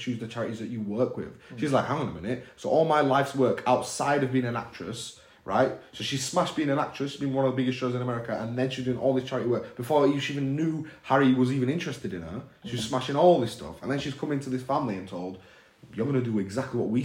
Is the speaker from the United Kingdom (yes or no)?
yes; United Kingdom; as an Indian person in the UK, who was raised in this area, literally living in the area I was raised